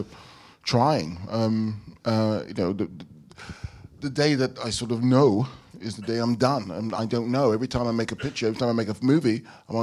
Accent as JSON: {"language": "English", "region": "London", "country": "United Kingdom", "tie": "born or raised there", "said": "a black child growing up in London"}